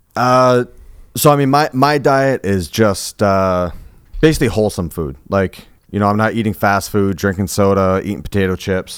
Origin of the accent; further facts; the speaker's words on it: Colchester, Vermont, United States; I grew up in Colchester